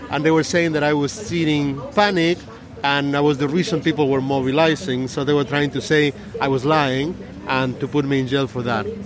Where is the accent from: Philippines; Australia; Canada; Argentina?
Argentina; English is a second language; moved away as an adult; also born or lived in Silicon Valley, United States; I'm from Argentina, but I was living in the U.S. working in the Silicon Valley for ten years, and I came back to my country